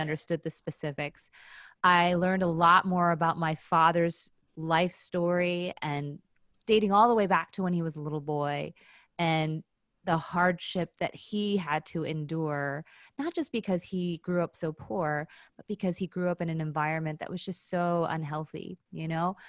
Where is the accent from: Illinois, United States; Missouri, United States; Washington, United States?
Illinois, United States; Chicago; also born or lived in Skokie, Illinois / Wilmette, Illinois; I grew up in Chicago, um, very, again, not unusual childhood was raised in the suburbs you know i went to school in skokie illinois